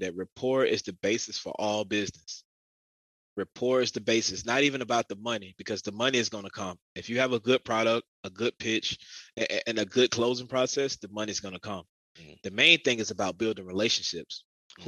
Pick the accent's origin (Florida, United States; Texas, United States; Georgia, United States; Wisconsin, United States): Georgia, United States; Augusta; growing up in Augusta.